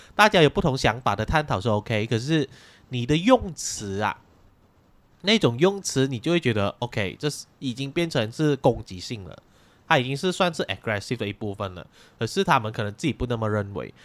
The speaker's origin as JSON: {"language": "Chinese", "country": "Malaysia", "said": "我们马来西亚人就是，我们都有各种语言啊"}